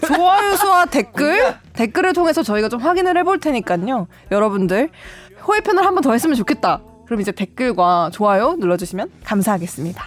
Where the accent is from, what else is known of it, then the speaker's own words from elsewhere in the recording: Cheonan, South Chungcheong, South Korea; 제 고향이 천안인데